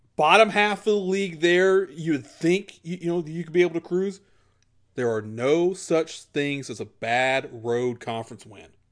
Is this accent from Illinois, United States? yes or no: yes; Chicago, Illinois, United States; I'm from Chicago.